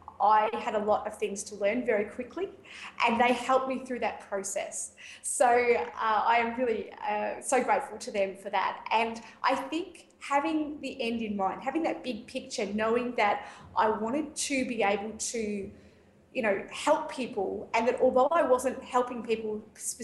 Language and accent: English; Ocean Grove, Victoria, Australia; I'm a remedial massage therapist and Bowen therapist from Southern Victoria in Ocean Grove, about 120 k's south of Melbourne